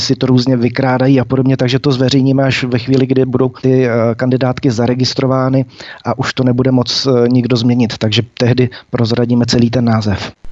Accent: Czechia; jako Češi a Moravené a Slezeny

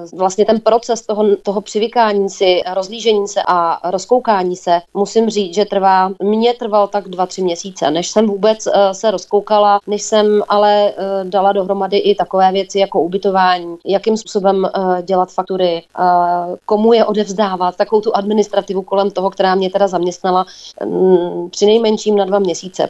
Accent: Plzeň, Plzeň Region, Czechia; u nás v Plzni a nejenom v Plzni

